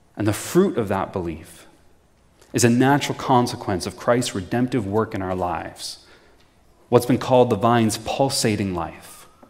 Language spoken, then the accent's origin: English; Prince Edward County, Ontario, Canada; I'm originally from Prince Edward County